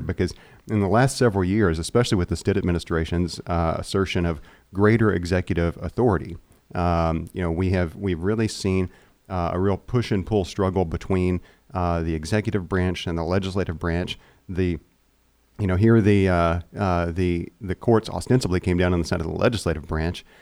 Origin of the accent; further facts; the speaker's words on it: Seminole, Oklahoma, United States; we're both from Seminole